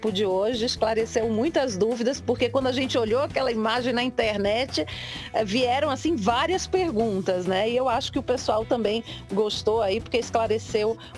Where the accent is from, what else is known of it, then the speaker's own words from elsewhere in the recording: Recife, Pernambuco, Brazil; passar uh, férias lá na minha terra